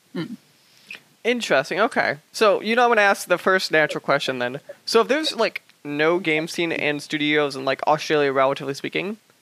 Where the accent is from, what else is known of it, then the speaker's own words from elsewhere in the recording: United States; I come from the United States